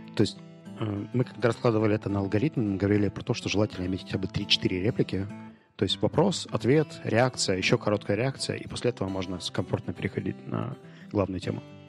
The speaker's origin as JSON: {"language": "Russian", "country": "Ukraine", "said": "Я говорю, from Ukraine"}